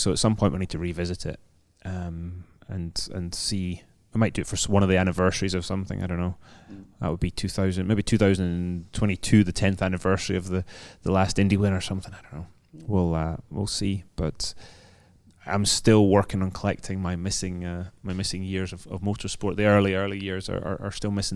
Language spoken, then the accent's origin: English; Scotland, United Kingdom; now in London, United Kingdom; as a Scotsman